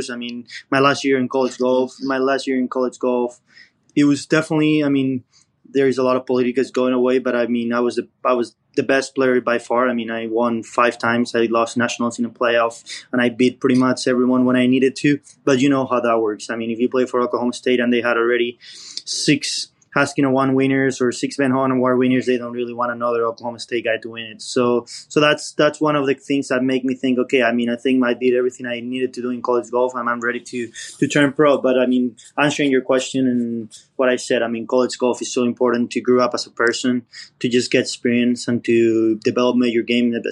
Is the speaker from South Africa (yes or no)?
no; Spain; English is a second language; moved away; And when I came from Spain, my English wasn't at a grade level yet.